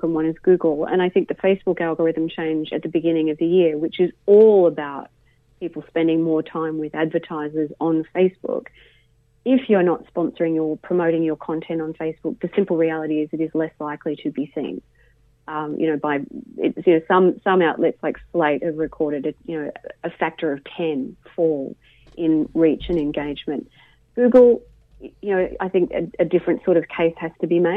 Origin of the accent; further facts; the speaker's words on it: Australia; also born or lived in Mittagong, New South Wales; an Australian